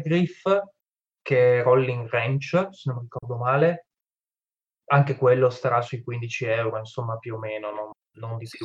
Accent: Friuli-Venezia Giulia, Italy; son friulano

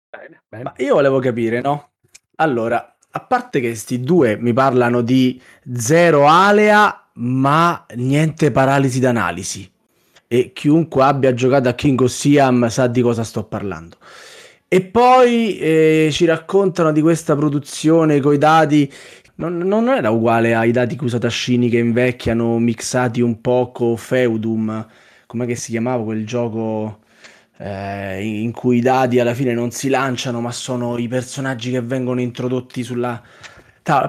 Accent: Rome, Lazio, Italy; come facciamo noi a Roma

